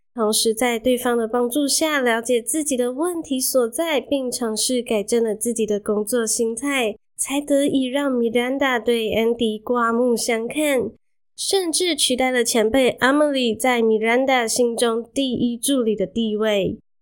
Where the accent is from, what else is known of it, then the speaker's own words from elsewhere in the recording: Malaysia; moved away as an adult; now in Taiwan; 我是马来西亚人